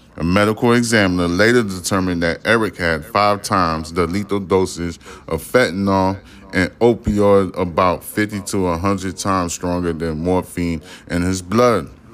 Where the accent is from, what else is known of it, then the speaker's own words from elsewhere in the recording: New York City, New York, United States; I am a New Yorker